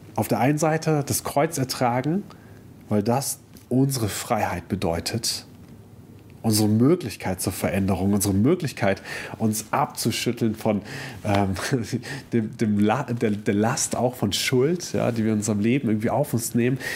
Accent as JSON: {"language": "German", "country": "Germany", "said": "wir als Deutsche"}